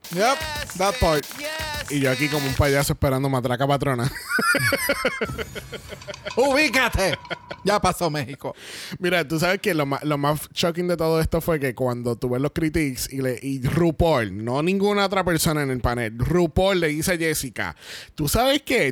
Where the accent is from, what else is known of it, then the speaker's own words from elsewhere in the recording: Puerto Rico; somos, tres boricuas